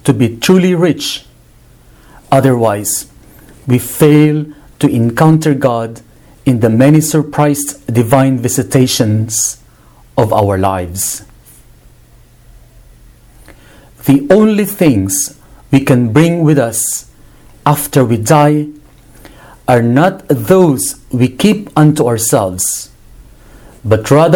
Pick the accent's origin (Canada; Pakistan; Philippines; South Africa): Philippines; my country, the Philippines.